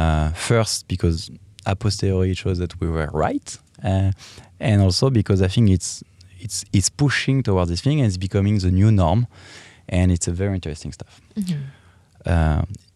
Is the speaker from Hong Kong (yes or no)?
no; Paris, Île-de-France, France; English is a second language; I'm from France, as you can hear. And I'm from Paris, so the Parisian.